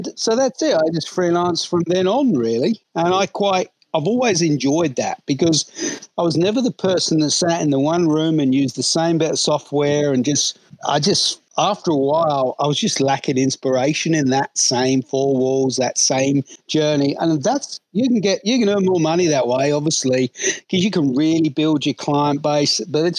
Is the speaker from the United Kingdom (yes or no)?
yes; London, United Kingdom; So anyway, I grew up in London.